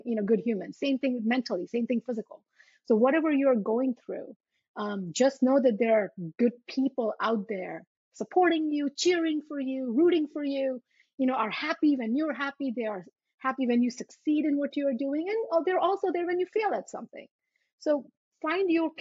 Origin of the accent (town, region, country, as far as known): U.S. Virgin Islands; born or raised there; also born or lived in India; now in New Jersey, United States